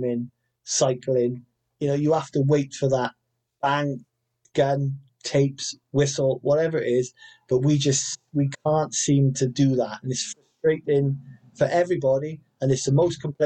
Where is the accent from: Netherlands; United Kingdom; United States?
United Kingdom; Wales; I'm Welsh